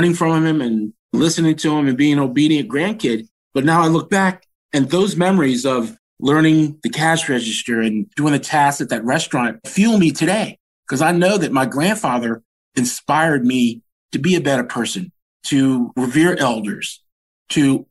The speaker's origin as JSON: {"language": "English", "town": "Washington", "region": "District of Columbia", "country": "United States", "tie": "born or raised there", "said": "I was born and raised in Adams Morgan"}